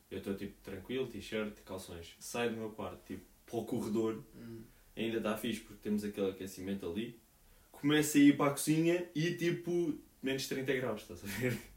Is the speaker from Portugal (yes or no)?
yes; Portugal; now in Portland, United States; nós em Portugal